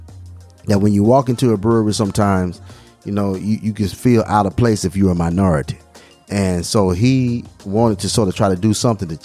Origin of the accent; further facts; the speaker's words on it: Alabama, United States; also born or lived in Mississippi; growing up in Alabama and living some time in Mississippi